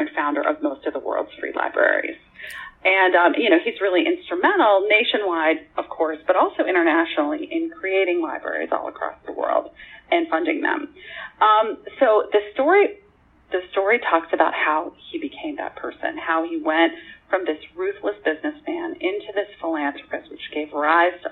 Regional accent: Pittsburgh, Pennsylvania, United States; moved away; I grew up in Pittsburgh, although I've lived in many places

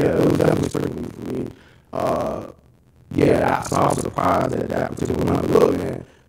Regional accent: Florida, United States; I'm from Florida

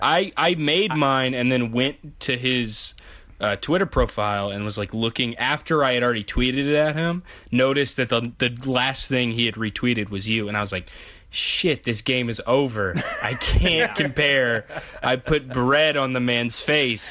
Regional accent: the South, United States; as a Southerner

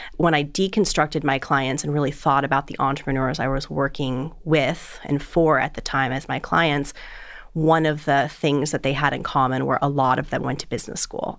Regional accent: South Florida, United States; moved away as an adult; also born or lived in Boulder, Colorado; I grew up in South Florida

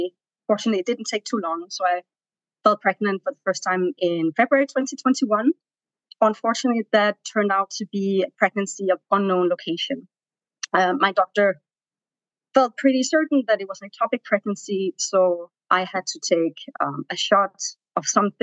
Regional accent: Denmark; moved away as an adult; also born or lived in Tanzania; now in New York, United States; I'm from Denmark. I came to New York around 5 years ago with my husband

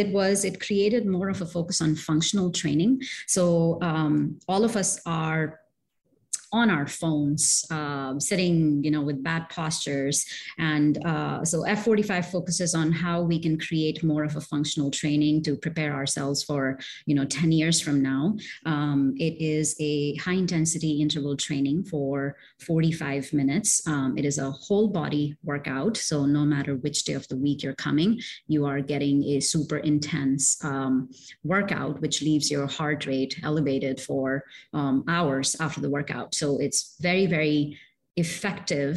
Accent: India; moved away; also born or lived in Middle East; I'm originally from India, and I've lived in the Middle East

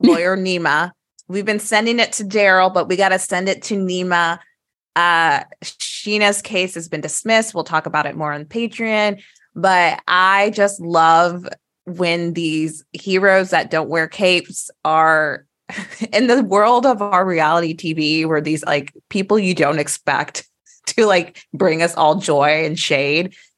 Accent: Midwest, United States; we're from the Midwest, as you guys know, Kansas City, Saint Louis

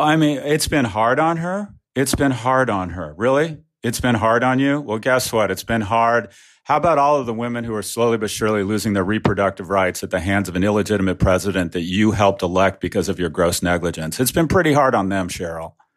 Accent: Florida, United States; my home state, Florida

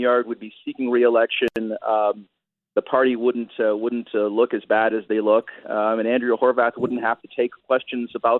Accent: Brampton, Ontario, Canada; I had a Broadbent poster up in my locker, you know, circa grade 9, grade 10, growing up in Brampton

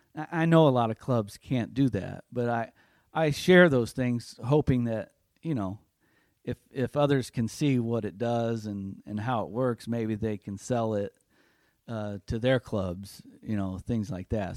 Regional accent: North Judson, Indiana, United States; my hometown in North Judson

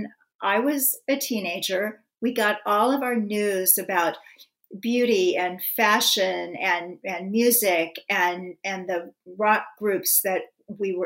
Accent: Kansas City, Missouri, United States; my hometown, Kansas City

